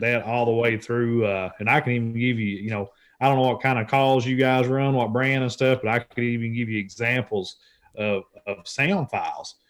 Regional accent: Central Kentucky, United States; I'm born and raised in Central Kentucky

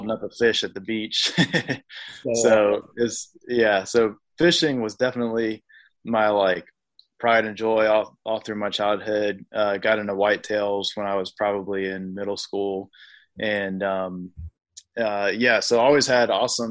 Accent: Virginia, United States; also born or lived in Raleigh; we moved up to Virginia

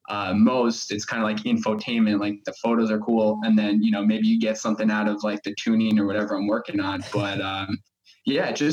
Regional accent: Long Island, New York, United States; moved away as an adult; now in Florida, United States; I grew up in Long Island, New York.

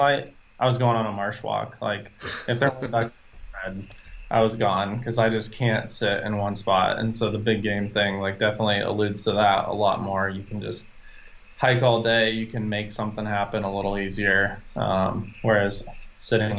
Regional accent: Iowa, United States; I grew up in Iowa, in the Midwest.

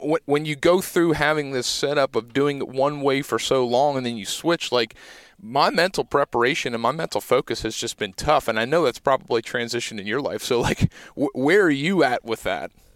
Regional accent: Pennsylvania, United States; growing up in Pennsylvania

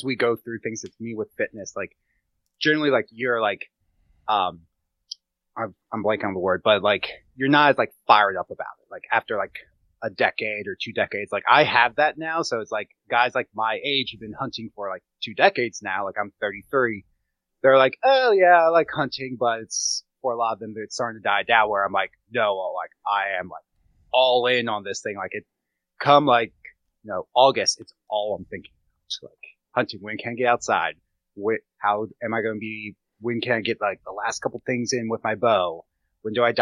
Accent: Gettysburg, Pennsylvania, United States; I grew up around hunters in Gettysburg, but did not hunt

